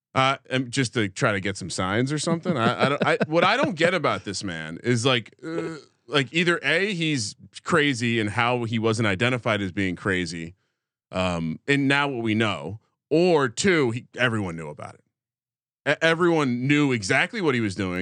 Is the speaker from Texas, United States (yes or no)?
no; New Jersey, United States; I grew up in Jersey